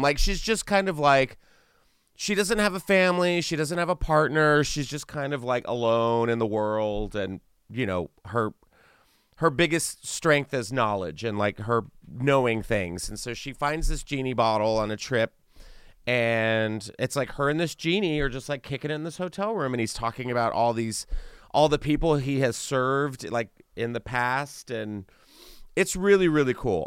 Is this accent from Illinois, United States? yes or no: no; Texas, United States; now in Los Angeles, United States; I'm from Texas originally, and I'm used to heat